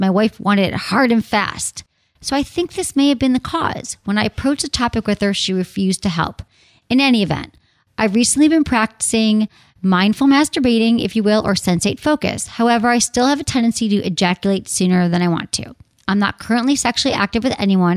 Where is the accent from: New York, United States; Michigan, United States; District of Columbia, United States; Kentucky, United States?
Michigan, United States; Detroit; moved away; also born or lived in San Francisco; from my home, my hometown.